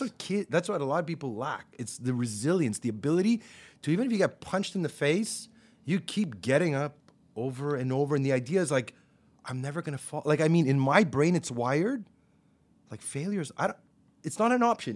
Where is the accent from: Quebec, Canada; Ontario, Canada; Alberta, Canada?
Quebec, Canada; Montreal; I grew up in Park X.